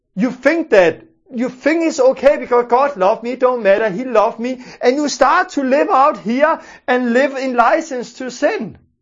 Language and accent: English; Denmark; first language Danish; English is a second language; I'm from Denmark and I speak Danish. And, uh, because I speak Danish, I'm not used to using those English words.